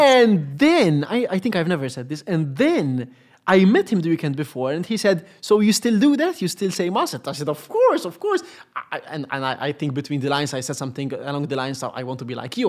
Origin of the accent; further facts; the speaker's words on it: Gozo, Malta; I just was born on the island by chance.